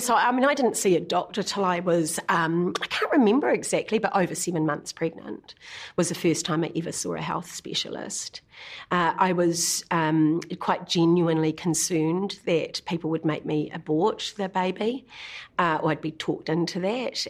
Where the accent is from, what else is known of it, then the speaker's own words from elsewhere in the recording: Kinloch, Waikato, New Zealand; moved away; we grew up in Kinloch predominantly, you know, on the shores of Lake Taupo